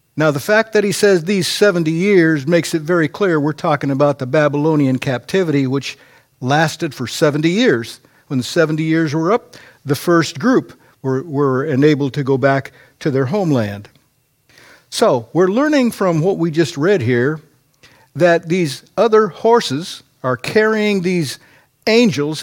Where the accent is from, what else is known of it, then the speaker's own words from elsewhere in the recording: United States; as an American